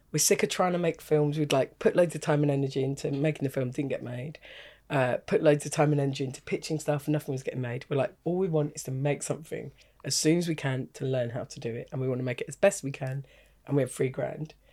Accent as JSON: {"language": "English", "region": "England", "country": "United Kingdom", "said": "I know that because I'm English."}